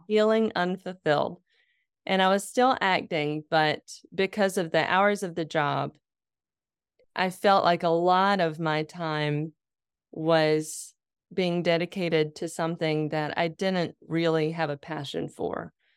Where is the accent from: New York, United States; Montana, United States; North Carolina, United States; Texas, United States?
North Carolina, United States; Lexington; moved away; I was living in my hometown. I was working at my dad's law firm